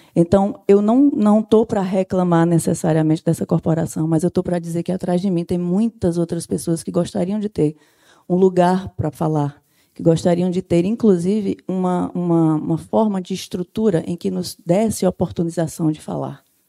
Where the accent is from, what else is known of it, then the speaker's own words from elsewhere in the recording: Sertão, Brazil; moved away; eu não sou daqui da capital, eu sou sertaneja